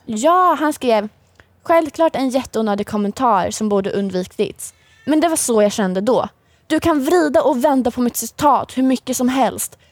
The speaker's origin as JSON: {"language": "Swedish", "town": "Linköping", "region": "Östergötland", "country": "Sweden", "tie": "born or raised there", "said": "Jag är uppväxt i Linköping, jag har bott största delen av mitt liv i Linköping"}